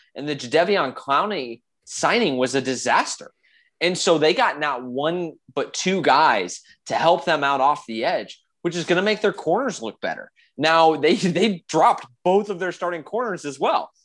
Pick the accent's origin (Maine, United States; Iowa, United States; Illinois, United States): Illinois, United States; I'm from Illinois